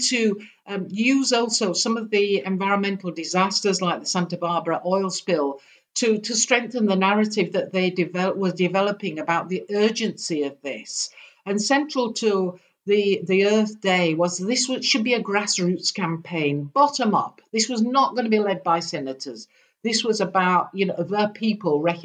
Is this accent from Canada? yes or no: no; United Kingdom; I'm a Brit. You probably can't tell that from my accent